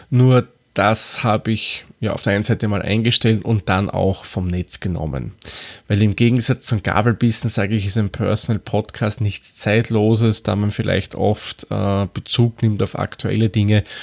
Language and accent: German; Lower Austria, Austria; accent: Austrian; now in Vienna, Austria; Wie man vielleicht anhand von meiner Sprechweise erkennen kann, komme ich aus Österreich. Genauer gesagt wohne ich in Wien. Und wer es ganz genau wissen will, ich bin kein gebürtiger Wiener, komme eigentlich aus dem Waldviertel.